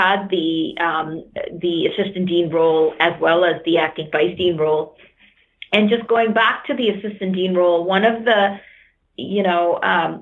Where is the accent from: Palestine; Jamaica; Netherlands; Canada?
Canada; I'm Canadian, but my family came from India